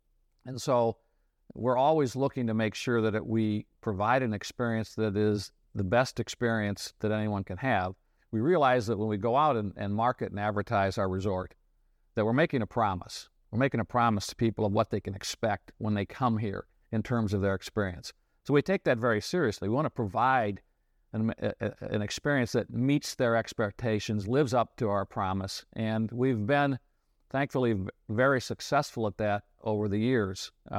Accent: Illinois, United States; I grew up in the Midwest in Illinois, went to a small state school in Illinois, graduated from there, met my wife there.

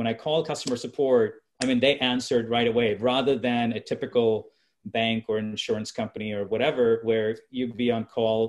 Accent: India; So, you know, being an Indian, I'll give you buy one, get one free.

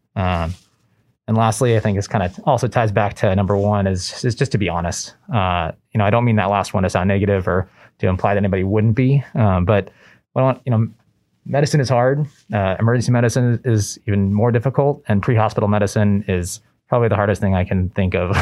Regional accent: Southern California, United States; moved away as an adult; also born or lived in Boston; I grew up in Southern California, uh, spent most of my life out there

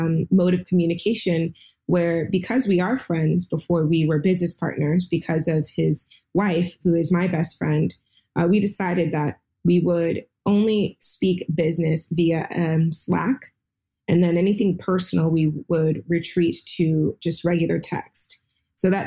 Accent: Seattle, Washington, United States; I'm here in Seattle

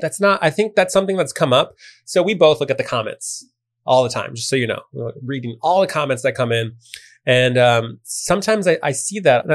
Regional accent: Chicago, Illinois, United States; I'm from Chicago. I had a big part of my family that wanted to he- hear Chicago house music

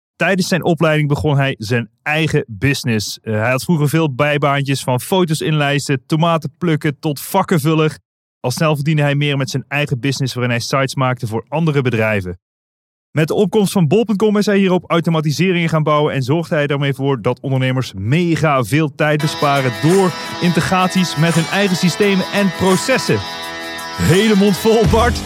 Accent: Limburg, Netherlands; we komen allebei uit Limburg

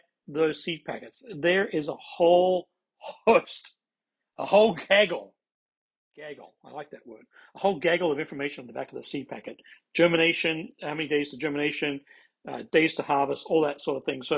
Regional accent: Australia; also born or lived in Midwest, United States; now in United States; I'm originally from Australia

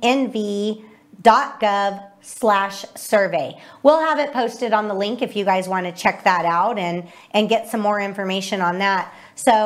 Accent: Las Vegas, Nevada, United States; when I grew up in Vegas, I grew up in Vegas

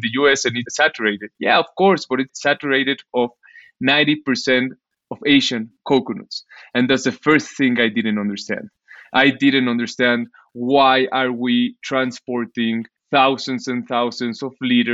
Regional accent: Mexico City, Mexico; I'm from Mexico, live in Mexico City, born and raised

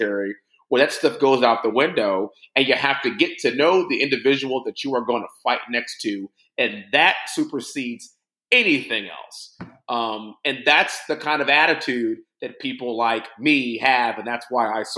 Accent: Houston, Texas, United States; I'm from Houston, born and raised here in Houston. Actually, kind of grew up in Northwest Houston

